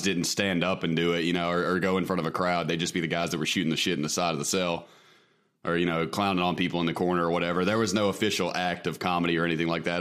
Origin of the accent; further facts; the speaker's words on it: Mississippi, United States; I am from Mississippi.